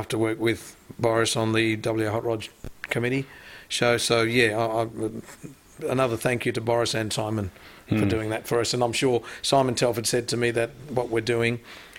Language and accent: English; Australia; also born or lived in Singapore; I grew up with a lot of the ethnic community. So, as an Indian coming from Singapore, you know, growing up here, I'm part Wog.